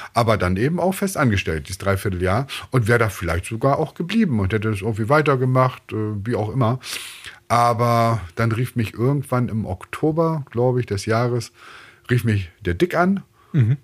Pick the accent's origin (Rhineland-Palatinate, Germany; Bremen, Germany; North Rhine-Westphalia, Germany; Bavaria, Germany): Bremen, Germany; ich bin in Bremen aufgewachsen, ich bin Bremer